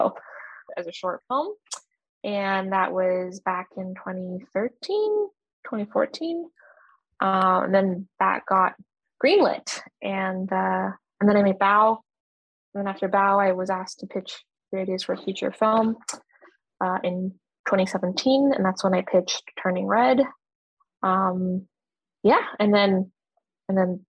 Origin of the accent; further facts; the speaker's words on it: Canada; also born or lived in Chongqing, China; I immigrated with my parents to Canada when I was 2 years old.